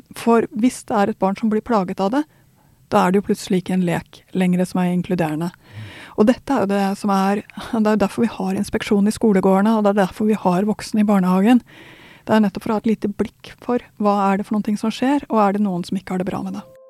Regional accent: Sweden; now in Norway; nå er jeg svensk

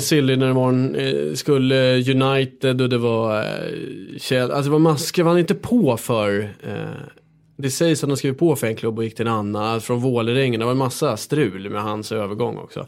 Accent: Stockholm, Stockholm County, Sweden; jag är uppväxt här i Stockholm

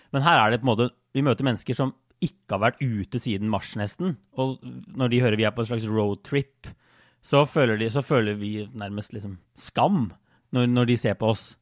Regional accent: Norway; moved away; jeg var jo hjemme i Norge i, i vår, også noen måneder

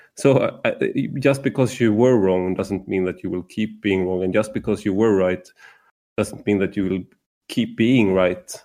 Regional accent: Sweden; as a Swede

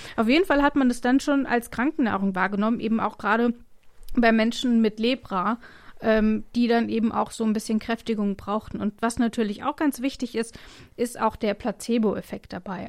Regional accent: Rhineland-Palatinate, Germany; moved away; ich komme ja ursprünglich aus der Pfalz

